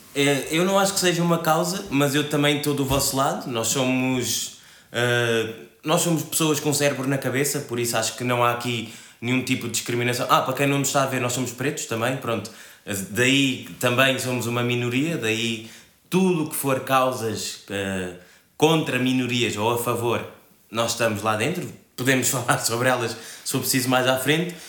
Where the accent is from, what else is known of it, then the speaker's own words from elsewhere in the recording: Cape Verde; also born or lived in Spain; now in Portugal; eu sou cabo-verdiano neste momento vivo em Portugal, já vivi em Espanha e em Cabo Verde